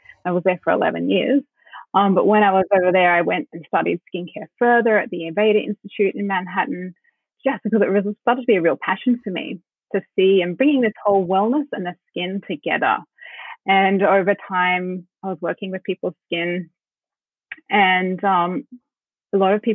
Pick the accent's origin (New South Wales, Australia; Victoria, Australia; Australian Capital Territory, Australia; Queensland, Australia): New South Wales, Australia; Sydney; moved away as an adult; also born or lived in Brooklyn / Byron Bay; I grew up in the North Shore in Sydney